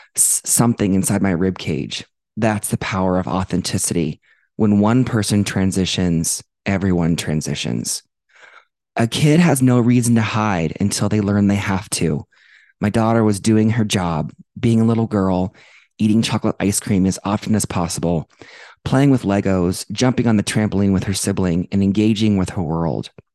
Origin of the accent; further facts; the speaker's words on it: Dublin, Ohio, United States; now in Denver, United States; growing up in Dublin, Ohio